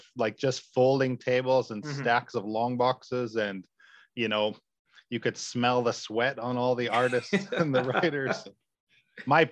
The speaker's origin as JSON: {"language": "English", "town": "Whitehorse", "region": "Yukon", "country": "Canada", "tie": "born or raised there", "moved": "as an adult", "lives_now": "Japan", "said": "our hometown because we lived very far north. I'm from Whitehorse, Yukon in Canada, very far north"}